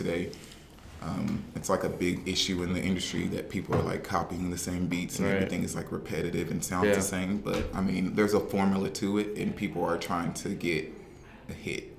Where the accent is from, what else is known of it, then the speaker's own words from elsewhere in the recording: North Carolina, United States; moved away as an adult; now in Brooklyn, United States; I'm originally from North Carolina, from a like really small town that nobody knows